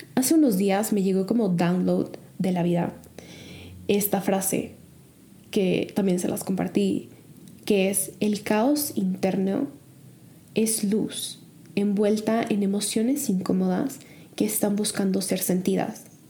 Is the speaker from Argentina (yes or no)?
no; Mexico; moved away as an adult; also born or lived in Chicago; México sigue siendo México, mi hogar sigue siendo mi hogar, mi familia sigue siendo mi familia